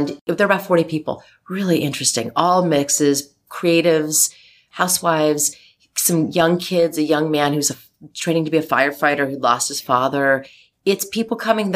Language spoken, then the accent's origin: English; Chicago, Cincinnati, Midwest, United States; moved away; I'm a Midwest girl. Little Chicago, little Cincinnati